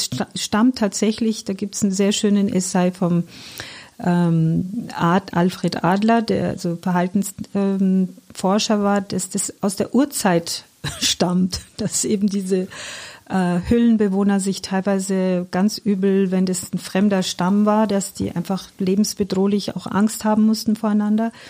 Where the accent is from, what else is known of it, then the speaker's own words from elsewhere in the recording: Iran; German is a second language; now in Germany; Also die Stadt okay. ist leider überhaupt nichts mehr mit dem zu tun, wo ich groß geworden bin. Dennoch, ähm, die Menschen sind gleich. Also ich finde, das, was sich nicht verändert hat, ist diese Herzlichkeit, diese Liebenswürdigkeit, diese Gastfreundschaft der Menschen. Also das, das Wertvollste im Iran sind die Menschen.